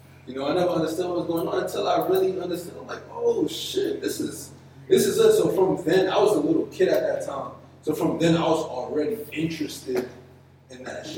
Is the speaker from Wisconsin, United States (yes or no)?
no; New York City, New York, United States; growing up in Flatbush on my block, I used to live out of Junction